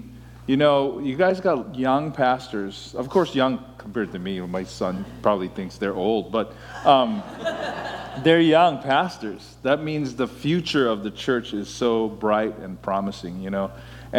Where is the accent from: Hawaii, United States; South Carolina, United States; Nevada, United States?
Hawaii, United States; moved away as an adult; also born or lived in San Luis Obispo, California; And I was born and raised in Hawaii. My parents were born and raised in Hawaii.